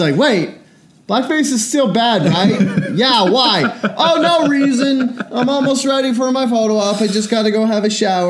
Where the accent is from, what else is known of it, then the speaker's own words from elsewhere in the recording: Washington, United States; we're from Washington. The ocean's beside us.